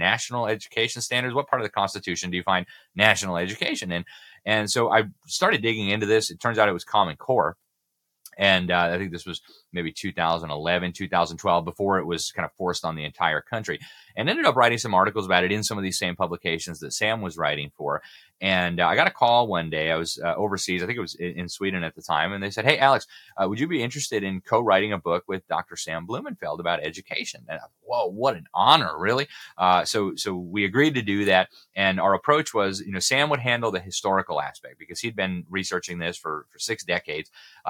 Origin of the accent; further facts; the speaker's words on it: Mexico City, Mexico; I went to a French school in Mexico City, and I still remember like yesterday, my first grade and my second grade teacher drilling us with the sounds of the letter. And it was in Spanish and French